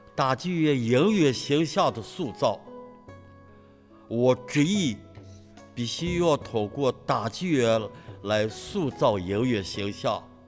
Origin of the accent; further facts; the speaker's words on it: Xi'an, Shaanxi, China; 我是来自陕西西安